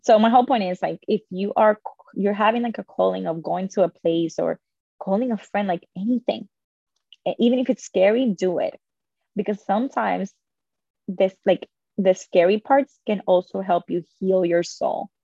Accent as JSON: {"language": "English", "country": "Dominican Republic", "tie": "born or raised there", "said": "I was born in the Dominican Republic."}